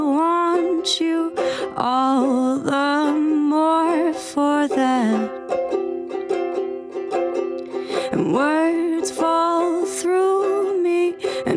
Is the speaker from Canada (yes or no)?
yes; Gatineau, Quebec, Canada; moved away as an adult; now in Winnipeg, Canada; I'm from Quebec originally, actually.